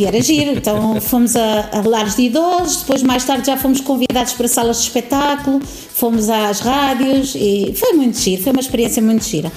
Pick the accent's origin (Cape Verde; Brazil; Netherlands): Netherlands; Tiel; now in Alcobaça, Portugal; Nasci na Holanda, numa cidade uhum. pequenina no interior da, da Holanda